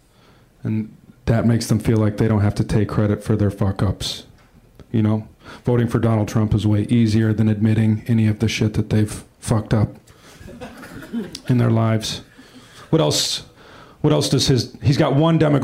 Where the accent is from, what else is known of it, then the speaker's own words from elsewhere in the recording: Wisconsin, United States; now in Los Angeles, United States; I am from Wisconsin